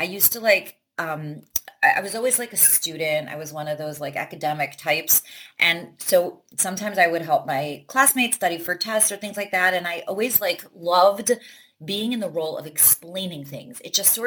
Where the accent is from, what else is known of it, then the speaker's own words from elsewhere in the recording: Cleveland, Ohio, United States; I grew up religious here in Cleveland, and I went to day school